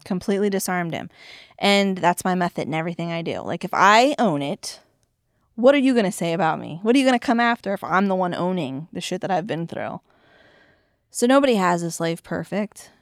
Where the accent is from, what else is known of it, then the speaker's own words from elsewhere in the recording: Orlando, Florida, United States; moved away as an adult; also born or lived in Daytona Beach, Florida; now in York, Pennsylvania, United States; I come from Orlando and Daytona Beach, where everything's overdone down there